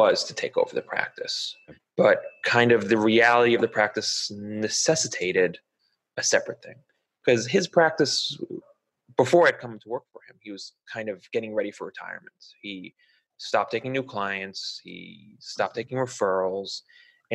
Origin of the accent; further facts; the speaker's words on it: Huntington, New York, United States; also born or lived in North Shore, Long Island; I grew up on Long Island, the North Shore, right? When I was, I guess, in third grade-ish, we moved into Suffolk County to Huntington.